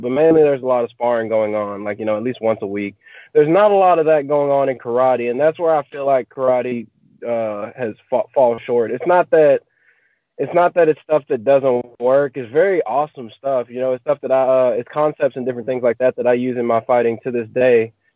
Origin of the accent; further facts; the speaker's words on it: Marshall, Texas, United States; I grew up in Marshall, Texas